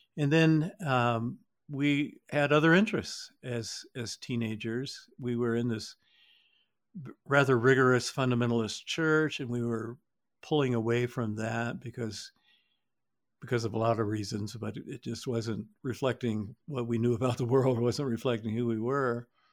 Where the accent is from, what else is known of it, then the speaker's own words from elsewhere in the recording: Georgia, United States; we're from Georgia